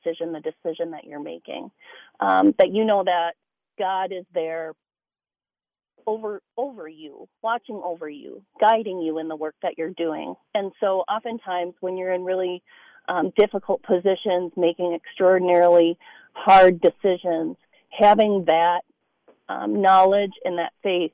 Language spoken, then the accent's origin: English; Minneapolis, Minnesota, United States; I'm from North Minneapolis.